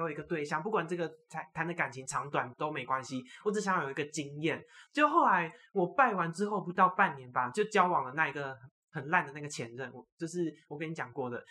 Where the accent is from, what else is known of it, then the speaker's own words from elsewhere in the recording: Taiwan; 我们台湾这边的省我都拜过一轮